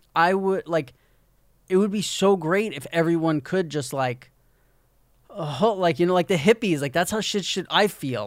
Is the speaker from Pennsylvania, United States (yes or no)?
no; New York, United States; moved away as an adult; I'm from New York